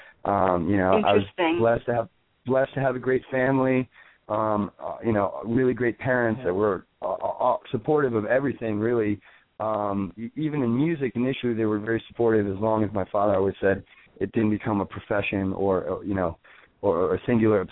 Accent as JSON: {"language": "English", "region": "Florida", "country": "United States", "tie": "born or raised there", "also_born_or_lived": "New Orleans, Louisiana, United States", "moved": "as an adult", "lives_now": "New York City, United States", "said": "We grew up in Florida. My brother and I were born in New Orleans, Louisiana."}